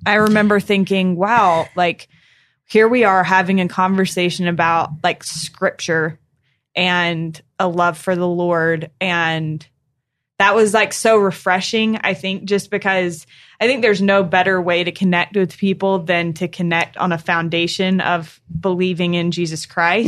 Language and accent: English; North Carolina, United States; I was from North Carolina